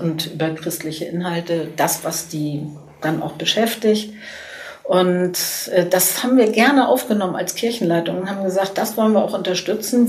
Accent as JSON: {"language": "German", "town": "Cologne", "region": "North Rhine-Westphalia", "country": "Germany", "said": "ich bin natürlich stolz als Kölnerin"}